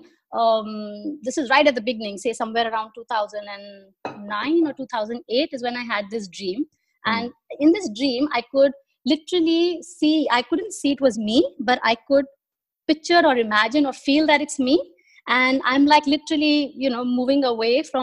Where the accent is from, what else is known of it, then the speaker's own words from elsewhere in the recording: Delhi, India; moved away as an adult; now in Dubai, United Arab Emirates; I born and brought up in Delhi